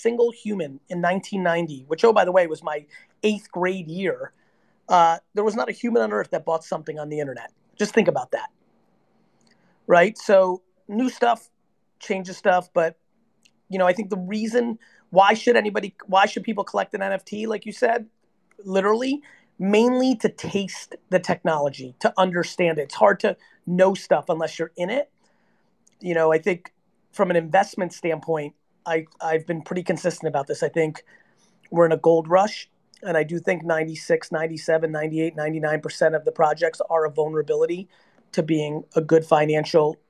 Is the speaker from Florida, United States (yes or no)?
no; New Jersey, United States; I'm 46 years old and I grew up in Jersey